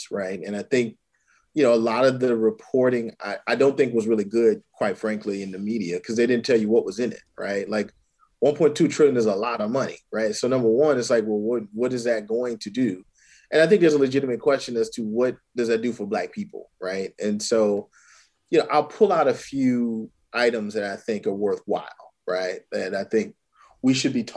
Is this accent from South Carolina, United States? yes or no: yes; Orangeburg, South Carolina, United States; I'm from Orangeburg, South Carolina. My family's from Calhoun County, South Carolina, and Hampton County, South Carolina.